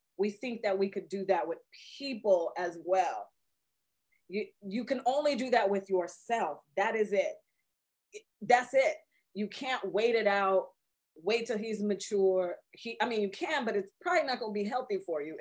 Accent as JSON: {"language": "English", "town": "Seattle", "region": "Washington", "country": "United States", "tie": "born or raised there", "said": "I'm from Seattle all day"}